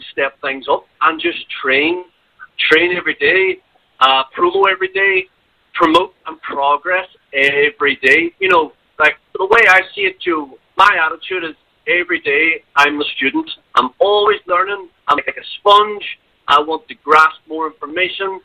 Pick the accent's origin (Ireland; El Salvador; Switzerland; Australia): Ireland; now in China; I am Irish, but I'm not that Irish